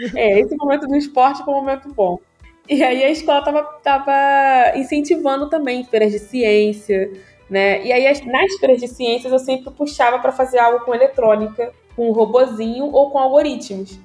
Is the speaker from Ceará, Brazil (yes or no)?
no; Duque de Caxias, Rio de Janeiro, Brazil; moved away as an adult; Eu nasci no Rio de Janeiro, na capital. O hospital também não vou lembrar o nome, já fechou. Uhum. Mas eu me considero caxiense. Tá, eu me considero da Baixada Fluminense, Duque de Caxias